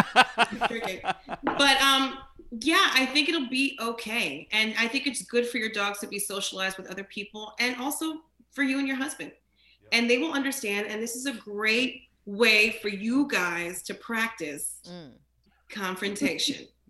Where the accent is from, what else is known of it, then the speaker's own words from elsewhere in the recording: New Jersey, United States; now in New York, United States; when I was growing up in Jersey and people would find out I'm Jamaican and Haitian